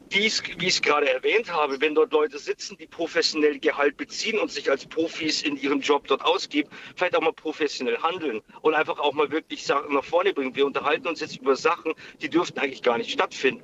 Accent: area around Regensburg, Upper Palatinate, Bavaria, Germany; Ich komme aus der Gegend um Regensburg, also aus der Oberpfalz.

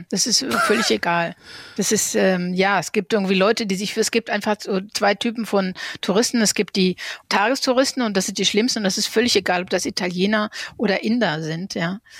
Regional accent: North Rhine-Westphalia, Germany; ich meine, ich bin im Ruhrgebiet aufgewachsen. Ich hatte in Paris unter anderem studiert und ich wollte eben nach Paris wieder zurückkehren.

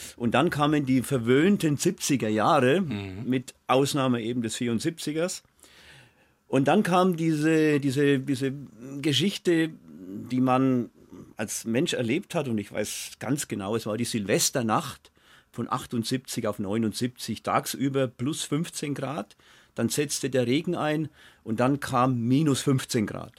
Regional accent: Mainstockheim, Bavaria, Germany; mein Stockheim, wo ich herkomme, mein Stockheim war das Büttnerdorf ähm, in Franken

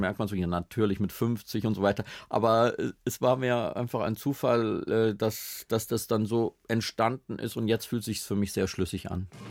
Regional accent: Schlitz, Hesse, Germany; now in Berlin, Germany; bei uns in Schlitz in der Familie oder in der Straße

